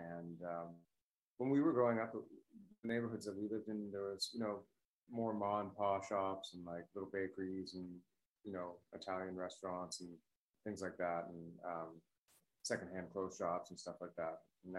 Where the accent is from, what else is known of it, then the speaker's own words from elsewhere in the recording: Toronto, Ontario, Canada; I was born and raised in Toronto, yeah.